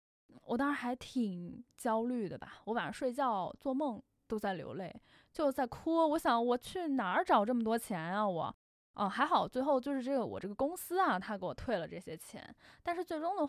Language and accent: Chinese; Beijing, China; 还有就是因为我是北京人，就我在北京创业，我总有一种没离开家我还是小孩的状态，所以呢，我不想在北京创业。